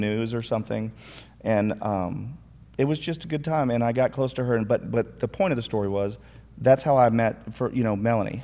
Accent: Minnesota, United States; moved away; also born or lived in McKinney, Texas; I grew up in Minnesota, but I'm actually from McKinney first

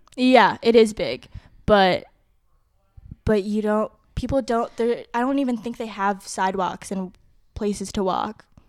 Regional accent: Park Ridge, Illinois, United States; also born or lived in Guam / Rockford; I moved to Parker Ridge in sixth grade. Moved here from Guam

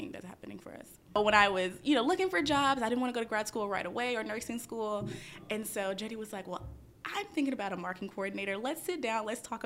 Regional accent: Memphis, Tennessee, United States; moved away; I'm originally from Memphis, Tennessee

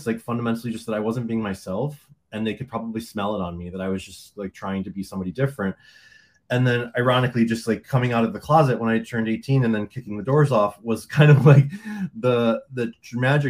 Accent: Detroit, Michigan, United States; now in Fort Lauderdale, United States; I am originally from Detroit. But I live in Fort Lauderdale now

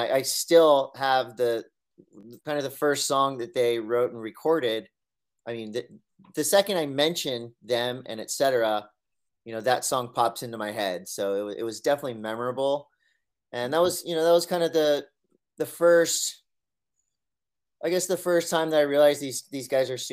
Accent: Encinitas, California, United States; I grew up here in Encinitas

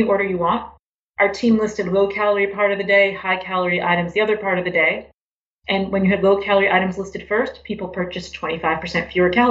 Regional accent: Boston, Massachusetts, United States; moved away as an adult; also born or lived in Miami, Florida; now in Connecticut, United States; I grew up in Boston

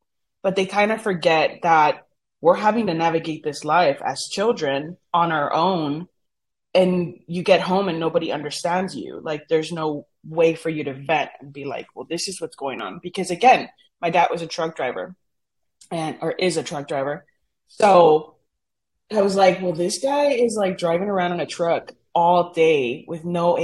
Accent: Brownsville, Texas, United States; first language Spanish; English is a second language; I was born in Brownsville. My parents are from Matamoros, Tamaulipas, which is Brownsville's border with Matamoros

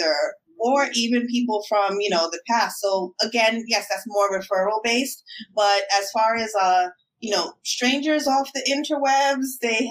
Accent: New York City, New York, United States; I'm a New Yorker through and through

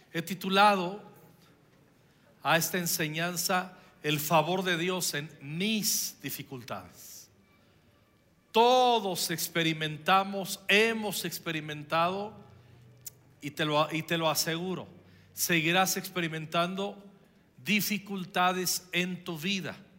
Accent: Michoacán, Mexico; estaba en la primaria yo, y, fui el que representó a, eh, a mi pueblo ante todo el estado de Michoacán

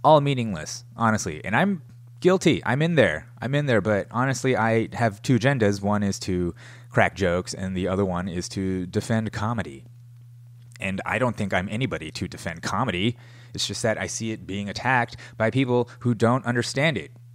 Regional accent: United States; as an American

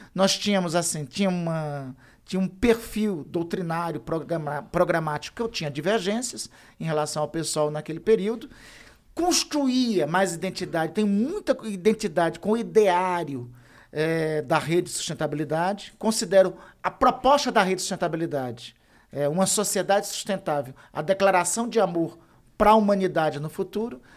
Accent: Brazil; also born or lived in Amapá; Eu sou lá da Amazônia

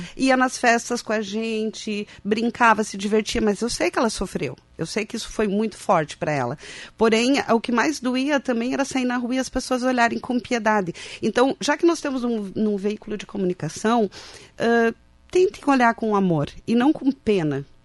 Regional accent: Passo Fundo, Rio Grande do Sul, Brazil; moved away as an adult; now in Santa Catarina, Brazil; Eu sou de Passo Fundo

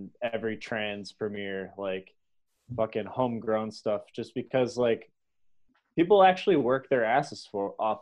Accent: Detroit, Michigan, United States; I'm from Detroit.

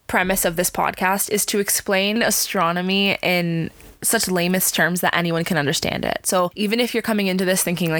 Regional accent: Canada; we're from Canada, but we're from Canada.

